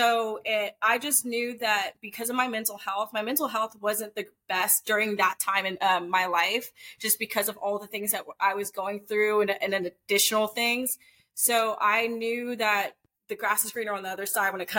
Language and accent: English; Atlanta, Georgia, United States; I'm from Atlanta, so we're always down there